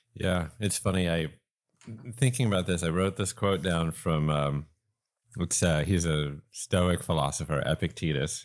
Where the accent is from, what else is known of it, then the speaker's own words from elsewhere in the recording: East Coast, United States; now in Los Angeles, United States; I grew up on the East Coast.